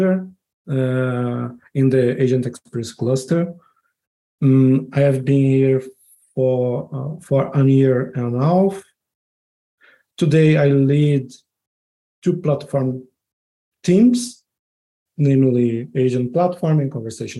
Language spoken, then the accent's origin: English; São Paulo, Brazil; moved away as an adult; also born or lived in Rio de Janeiro, Brazil; now in Braga, Portugal; I am from Brazil, São Paulo, to be more specific.